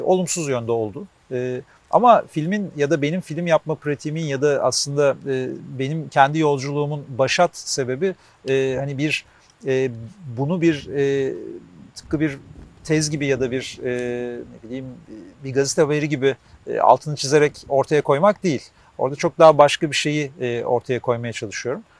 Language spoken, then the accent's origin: Turkish; Ankara, Turkey; ben de Ankaralıyım